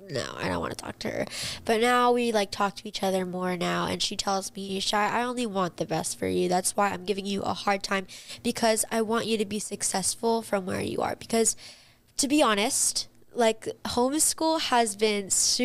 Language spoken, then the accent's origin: English; Palm Springs, California, United States; I was born in Palm Springs, and now we're living in this beautiful house